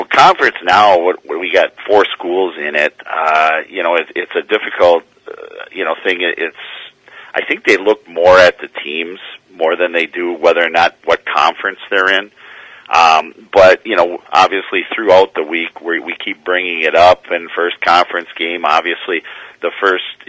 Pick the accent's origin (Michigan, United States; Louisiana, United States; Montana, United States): Michigan, United States; Escanaba; now in Marquette, United States; I'm from Escanaba